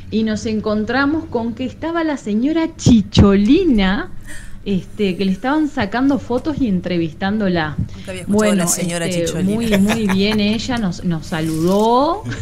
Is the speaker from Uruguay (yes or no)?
yes; Uruguay; la uruguaya que conoció a … Los Ángeles